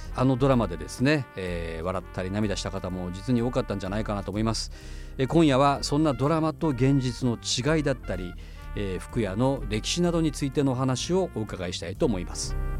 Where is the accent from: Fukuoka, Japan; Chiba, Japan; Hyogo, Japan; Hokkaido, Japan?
Fukuoka, Japan; 私も福岡生まれ育ってます